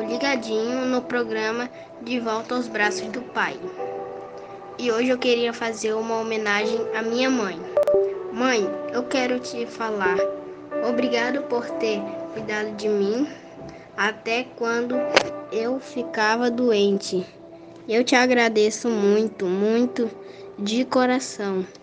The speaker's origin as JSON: {"language": "Portuguese", "town": "Manaus", "region": "Amazonas", "country": "Brazil", "said": "sou da cidade de Manaus"}